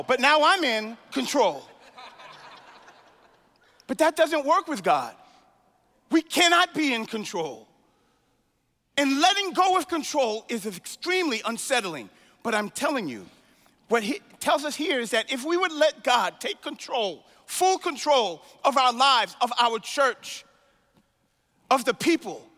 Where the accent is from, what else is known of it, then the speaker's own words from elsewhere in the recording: New York City, New York, United States; When I was growing up in Brooklyn